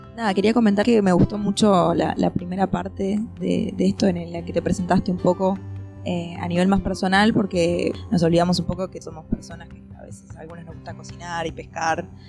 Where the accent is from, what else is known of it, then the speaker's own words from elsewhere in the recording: Montevideo, Uruguay; mi infancia acá en Montevideo